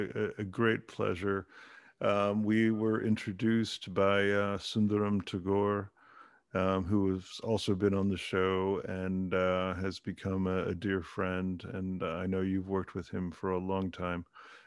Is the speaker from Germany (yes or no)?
yes; Germany; born there; because I was born in Germany, and so they are my team.